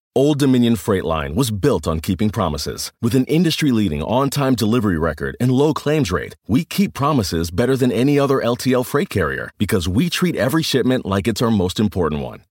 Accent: United States; as an American

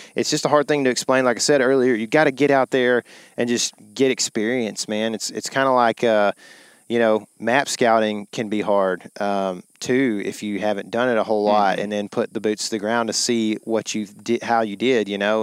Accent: Lake Fork, Texas, United States; we grew up on Fork

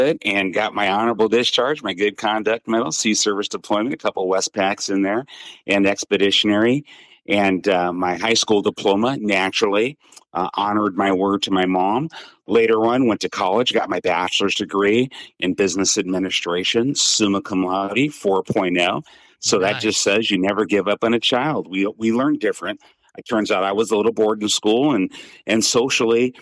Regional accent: Seattle, Washington, United States; she moved us to Seattle, Washington when I was 7. I was raised in Seattle, Washington.

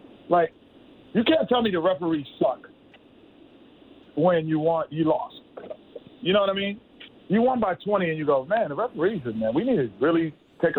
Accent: New York City, New York, United States; I never did anything outdoors in my life growing up in New York

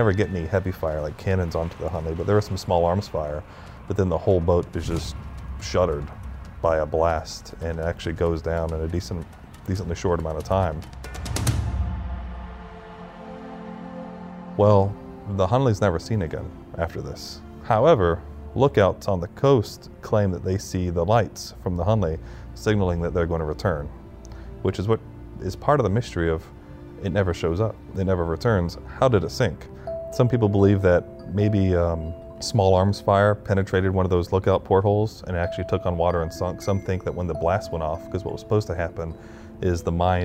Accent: Charleston, South Carolina, United States; I grew up in Charleston

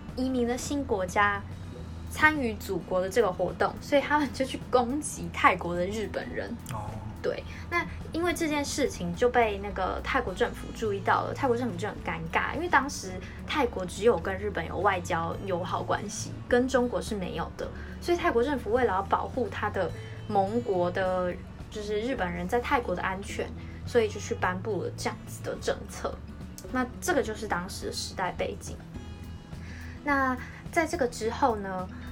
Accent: Taiwan; 我们一起来台湾长大

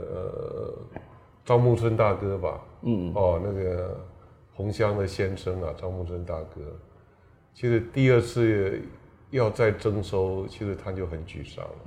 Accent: Yunlin County, Taiwan; 我云林人，

